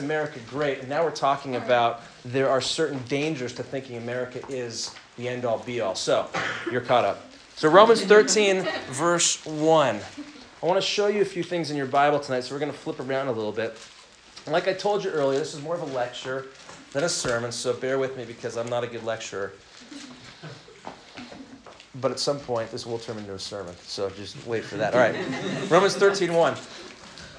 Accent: United States; also born or lived in Southern California; patriotic, flag-waving Americans

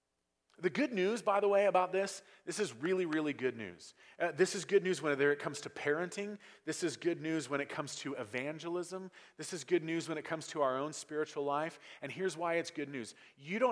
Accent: United States; in America, we learn very, very early on that freedom is a complete lack of restraint

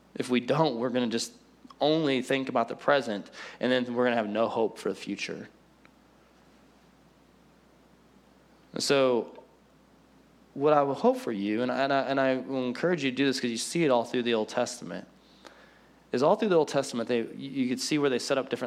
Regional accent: Collinsville, United States; also born or lived in Benton, Illinois; he called me back to my hometown to plant

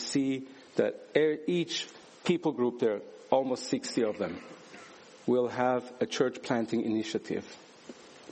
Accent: Switzerland; I was born and raised in Switzerland into a Turkish family

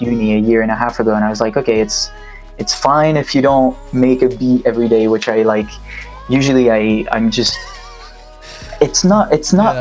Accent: Switzerland; moved away as an adult; now in London, United Kingdom; currently live in London, but I'm from Switzerland originally. And uh, I moved to London, what, four years and a half ago now

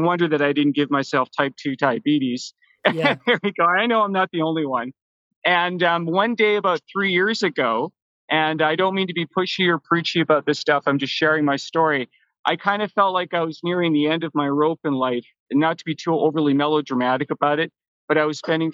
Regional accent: Vancouver, British Columbia, Canada; also born or lived in Toronto; I was born in Toronto, but mostly I've grown up in Vancouver

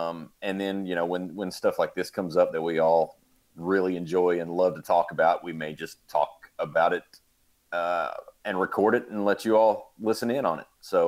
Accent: Central Kentucky, United States; we are three guys from Central Kentucky

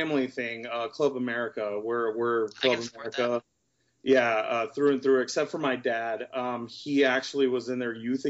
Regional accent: Houston, Texas, United States; moved away as an adult; now in Dallas, United States; So I'm originally from Houston. I have no family in Oregon, nothing, no relation to that. And I live here in Dallas. It's been about, I don't know, like 7 years now. I've been living in Dallas

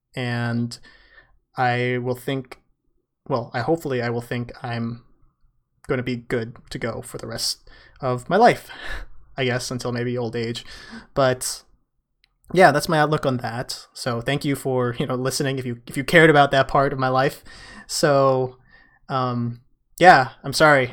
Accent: San Francisco, California, United States; San Francisco, my hometown.

